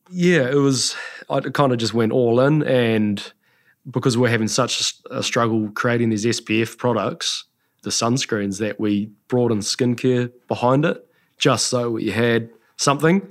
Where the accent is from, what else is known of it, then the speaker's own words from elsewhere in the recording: Taranaki, New Zealand; also born or lived in the islands / Auckland; I was born in Taranaki and then we spent some time over in the islands for a few years, came back to Auckland and then back home